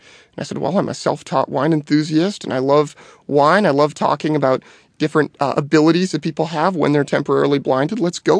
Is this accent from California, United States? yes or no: yes; Petaluma, California, United States; So I was actually born and raised in Petaluma, which is in the heart of Sonoma County, which, as you know, is a big wine region of the world.